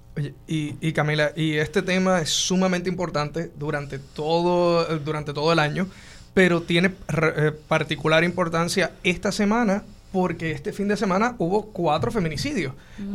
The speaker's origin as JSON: {"language": "Spanish", "country": "Puerto Rico", "said": "como puertorriqueño"}